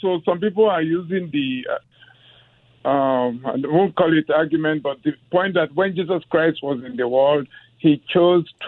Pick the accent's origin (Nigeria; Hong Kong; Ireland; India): Nigeria; now in Los Angeles, United States; I'm from Nigeria, and I work with many missionaries.